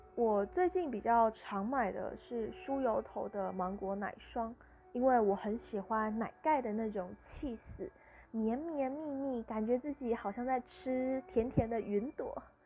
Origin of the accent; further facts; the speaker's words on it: Tainan, Taiwan; also born or lived in Pingtung; 我家就是盛产芒果的地方，而我的老家在屏东，家里有自己种芒果，那我是台南人，在御景那边，也是有芒果的，是芒果的产地，盛产的地方